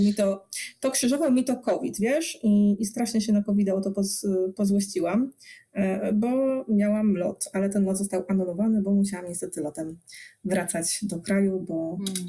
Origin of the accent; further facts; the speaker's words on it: Poznań, Greater Poland, Poland; jestem z Poznania